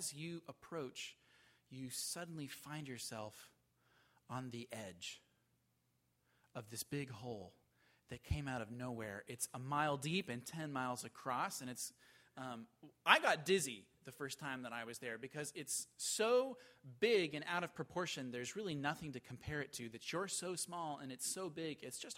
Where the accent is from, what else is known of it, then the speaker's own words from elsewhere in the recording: the West, United States; moved away; I grew up in the West